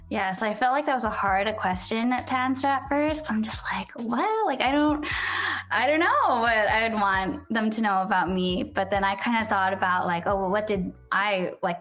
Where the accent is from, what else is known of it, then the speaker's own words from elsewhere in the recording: San Diego, California, United States; also born or lived in Los Angeles, United States; I was actually born and raised in San Diego.